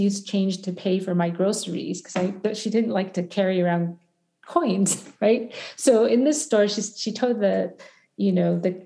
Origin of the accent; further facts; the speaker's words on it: United States; I'm American-born Chinese